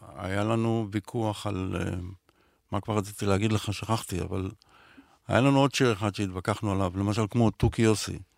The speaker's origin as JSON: {"language": "Hebrew", "country": "Israel", "tie": "born or raised there", "said": "אני רוצה לחיות פה כמו שגדלתי פה, כמו שנולדתי"}